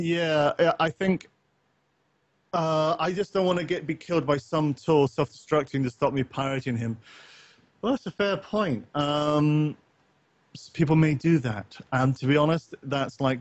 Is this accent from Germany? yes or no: no; Northern Ireland, United Kingdom; I grew up partly in Northern Ireland